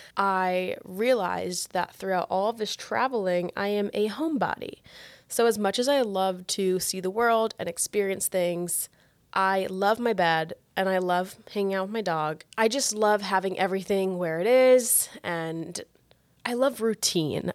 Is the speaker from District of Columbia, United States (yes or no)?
no; a smaller city about an hour from Miami, Florida, United States; I grew up where I live right now